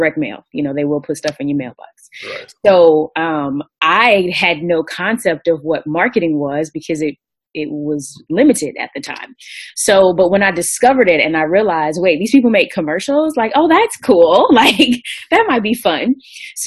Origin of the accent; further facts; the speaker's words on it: Greensboro, North Carolina, United States; I'm definitely from Greensboro